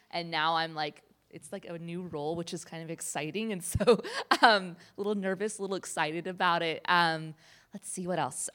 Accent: Olathe, Kansas, United States; moved away as an adult; now in Durham, United States; I am from Kansas City, Kansas, specifically Olathe, Kansas, which is a suburb

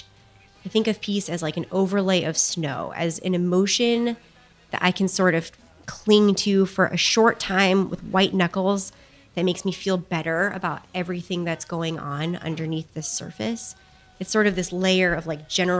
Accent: Chicago, Illinois, United States; I grew up in Chicago, and a lot of my childhood was spent walking out on a winter morning

